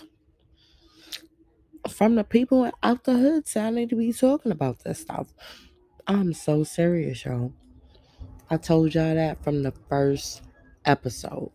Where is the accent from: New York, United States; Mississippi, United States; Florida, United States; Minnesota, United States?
New York, United States; New York City; I'm really from the streets. I'm from Brooklyn, New York, where people mind their business